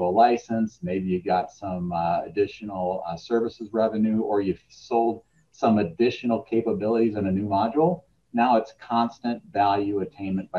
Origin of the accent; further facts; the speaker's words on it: Minnesota, United States; moved away as an adult; also born or lived in Chicago area; we moved our family from the Chicago area back to Minnesota. Just for that same reason, get back closer to family